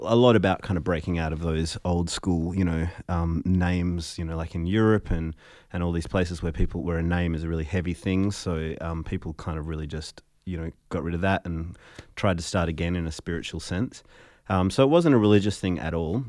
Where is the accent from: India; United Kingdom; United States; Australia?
Australia; Fremantle, Western Australia; growing up in Fremantle as a musician